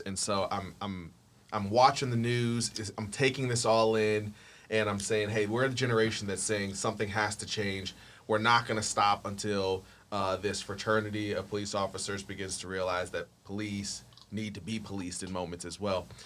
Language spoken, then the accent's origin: English; Akron, Ohio, United States; also born or lived in the South; now in Atlanta, United States; born and raised in Akron, Ohio, groomed by the South, living here in Atlanta, Georgia